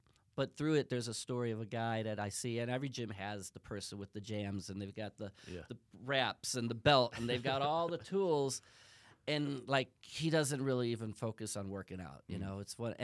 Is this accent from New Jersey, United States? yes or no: no; Chicago, Illinois, United States; I'm from Chicago.